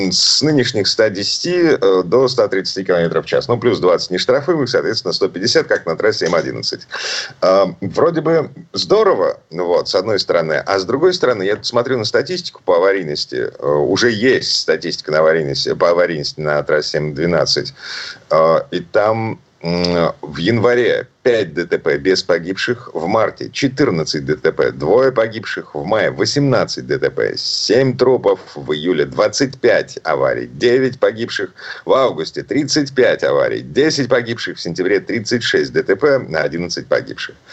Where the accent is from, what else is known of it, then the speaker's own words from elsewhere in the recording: Saint Petersburg, Russia; из Петербурга